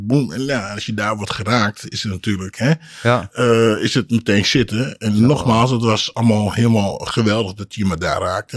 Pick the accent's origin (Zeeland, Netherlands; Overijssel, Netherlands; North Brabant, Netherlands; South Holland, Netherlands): Overijssel, Netherlands; Hengelo; accent: plat; moved away as an adult; also born or lived in Amsterdam; ik ben uh, Amsterdam geboren. Mijn uh, Twente eigenlijk echt opgevoed. Hè. Ja. Gegroeid vanaf mijn achtste